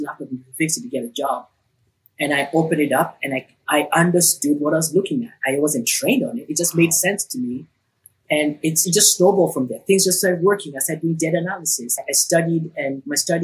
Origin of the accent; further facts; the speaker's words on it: Nairobi, Kenya; I grew up in Nairobi, Kenya.